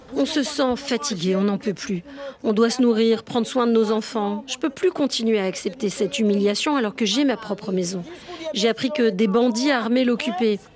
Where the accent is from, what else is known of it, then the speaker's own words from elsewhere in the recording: Port-au-Prince, Ouest, Haiti; Je suis né et j'ai grandi à Savane Pistache